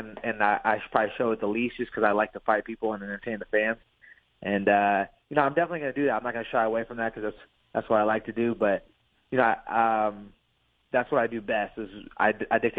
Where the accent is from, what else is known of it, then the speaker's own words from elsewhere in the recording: Pacific Northwest, United States; I'm from the Pacific Northwest.